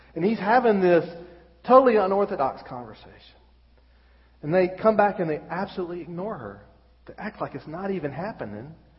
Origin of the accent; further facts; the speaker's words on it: Birmingham, Alabama, United States; moved away as an adult; now in Wexford, Ireland; we're from Birmingham, and we've lived our whole life here. And until we moved to Ireland, we we ain't never been nowhere.